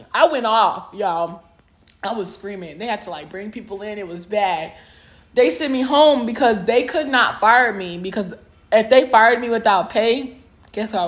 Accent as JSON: {"language": "English", "region": "Southern California", "country": "United States", "moved": "yes", "lives_now": "Dallas, United States", "said": "I'm from Southern California"}